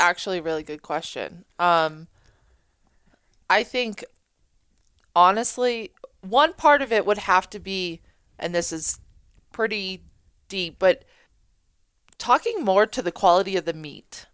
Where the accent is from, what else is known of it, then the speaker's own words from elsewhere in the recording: New Hampshire, United States; we're from New Hampshire